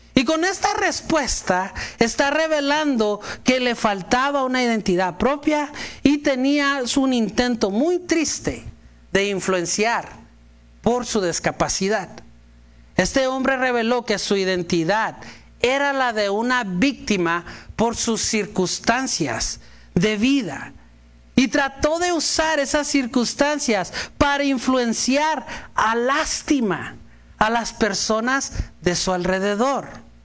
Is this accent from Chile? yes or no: no; Mexico; Si yo como buen mexicano